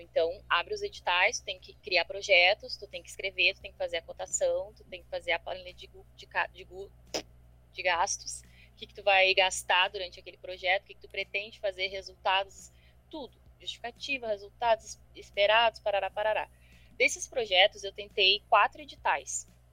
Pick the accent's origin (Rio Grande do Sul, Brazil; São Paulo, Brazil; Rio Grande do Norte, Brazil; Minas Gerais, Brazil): Rio Grande do Sul, Brazil; Porto Alegre; eu sou aqui de Porto Alegre